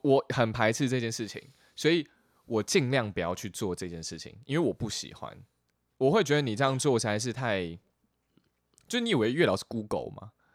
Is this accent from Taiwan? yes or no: yes; Chiayi, Taiwan; 我出生在嘉义